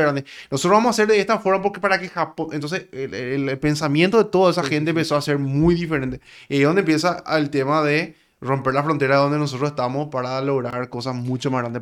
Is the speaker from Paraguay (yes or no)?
yes; Paraguay; yo vengo de Paraguay, le digo. ¿De Paraguay? Me dice. Sí, yo soy paraguayo